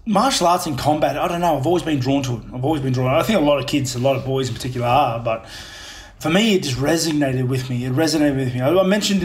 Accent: Australia; also born or lived in New Zealand; Yeah, I was born in New Zealand, but literally it was kind of like an accidental birth in New Zealand. So, like, my mum was living here in Australia with my dad

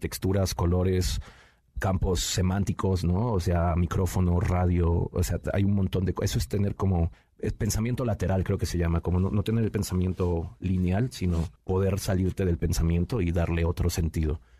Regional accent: Nezahualcóyotl, State of Mexico, Mexico; vivía yo ahí en Ciudad Neza, bueno, la mayoría de gente sabe que soy originario del Estado de México, ahí de Ciudad Nezahualcóyotl

